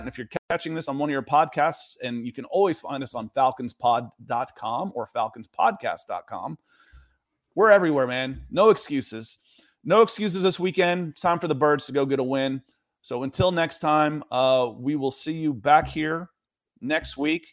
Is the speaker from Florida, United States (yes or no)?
no; Atlanta, Georgia, United States; also born or lived in Cleveland, Ohio; I was born in Cleveland. I grew up in Atlanta